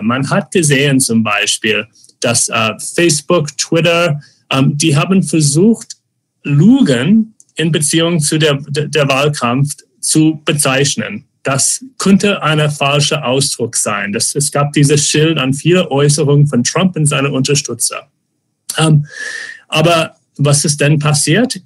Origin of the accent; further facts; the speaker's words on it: Phoenix, Arizona, United States; German is a second language; now in Germany; ich bin in Phoenix aufgewachsen, wo es auch kaum öffentliche Räume gibt